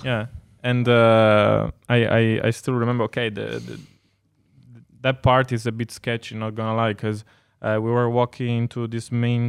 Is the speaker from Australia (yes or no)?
no; Veneto, Italy; English is a second language; I mean, I come from Veneto